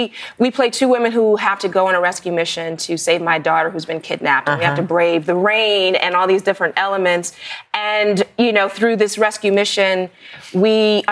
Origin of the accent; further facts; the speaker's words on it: New York, United States; I was born here in New York